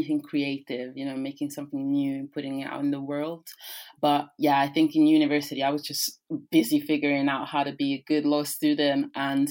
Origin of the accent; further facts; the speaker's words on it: Rome, Lazio, Italy; first language Italian; English is a second language; moved away; I grew up in Rome, which is the city that encloses the city of the Vatican State